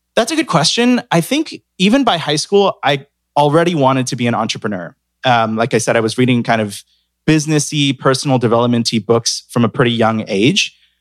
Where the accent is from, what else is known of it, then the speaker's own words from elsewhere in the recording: San Francisco, California, United States; moved away as an adult; also born or lived in Hong Kong / New York; I'm from San Francisco